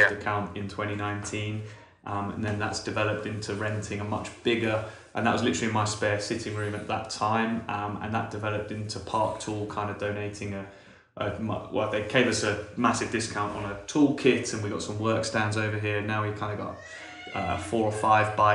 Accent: England, United Kingdom; moved away as an adult; now in Kampala, Uganda; I'm obviously also from England, but I've been coming to Uganda since 2010.

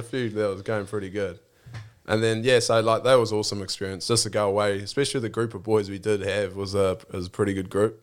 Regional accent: Blenheim, Marlborough, New Zealand; born or raised there

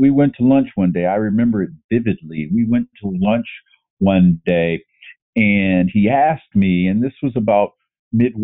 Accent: Northern Ohio, United States; I grew up in Northern Ohio, and that's football country

